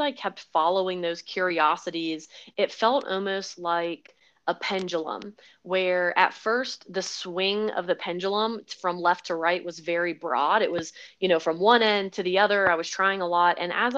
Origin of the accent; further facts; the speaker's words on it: the Carolinas, United States; also born or lived in Hawaii / California / Florida; now in Colorado, United States; So primarily, I would say I grew up in the South, the Southeast, in the Carolinas, but I was born in Hawaii, lived in California, Florida, all over the place, and only moved out to Colorado a little over 2 years ago.